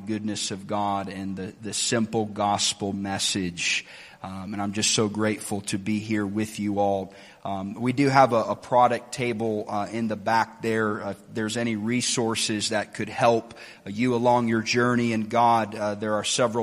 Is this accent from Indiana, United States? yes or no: yes; Indianapolis, Indiana, United States; now in Lakeland, United States; I grew up in Indianapolis, Indiana